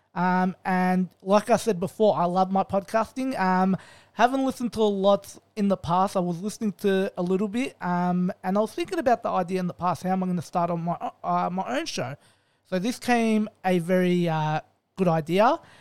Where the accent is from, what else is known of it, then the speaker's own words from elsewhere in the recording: Melbourne, Victoria, Australia; I'm born and raised in Melbourne